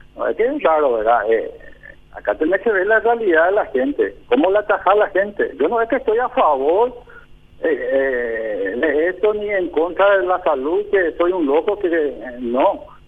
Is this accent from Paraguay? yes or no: yes; Paraguay; Somos nosotros los paraguayos